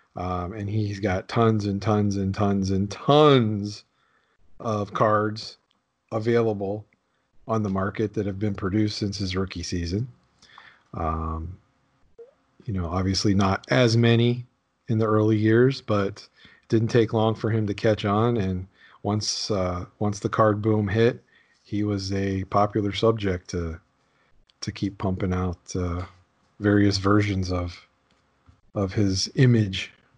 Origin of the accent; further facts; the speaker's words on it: Pittsburgh, Pennsylvania, United States; I grew up there